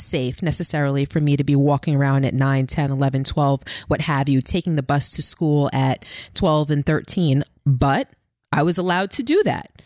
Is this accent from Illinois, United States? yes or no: no; New York City, New York, United States; also born or lived in Queens; I grew up in Brooklyn and then Queens.